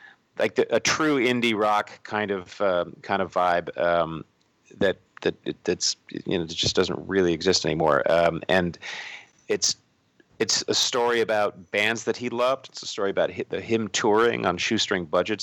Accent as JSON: {"language": "English", "town": "Portland", "region": "Oregon", "country": "United States", "said": "We're not just from Portland"}